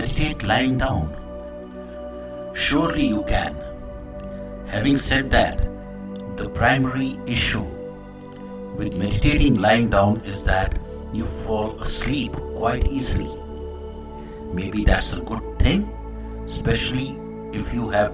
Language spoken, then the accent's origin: English; India; I am the Indian monk.